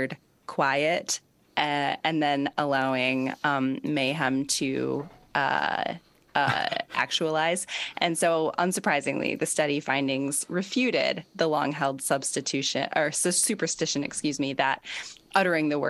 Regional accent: United States; now in United Kingdom; I am an American

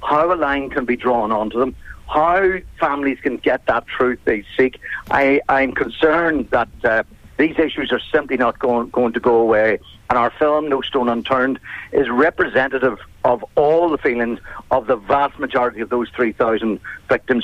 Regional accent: Enniskillen, Northern Ireland, United Kingdom; I come from Enniskillen, which is about 100 miles west of Belfast

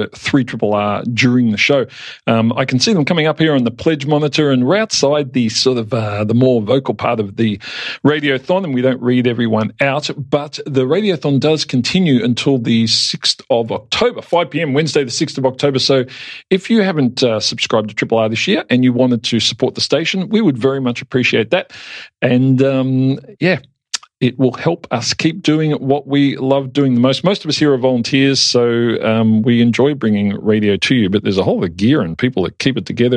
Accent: Yarraville, Victoria, Australia; I grew up in Yarraville

